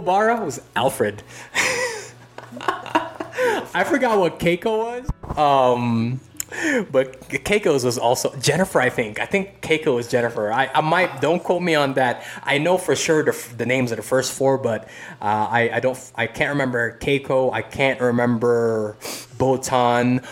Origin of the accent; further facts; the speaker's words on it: Philippines; moved away; I'm originally from the Philippines